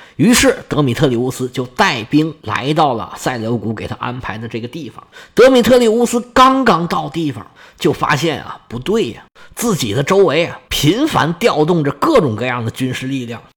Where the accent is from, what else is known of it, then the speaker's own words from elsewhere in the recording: Northeast China, China; accent: Northeastern (Dongbei) dialect; 用我们东北话来讲